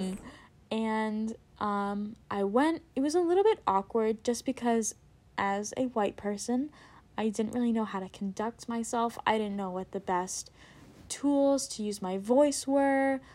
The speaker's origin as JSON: {"language": "English", "town": "Princeton", "region": "New Jersey", "country": "United States", "said": "I am from Princeton, New Jersey"}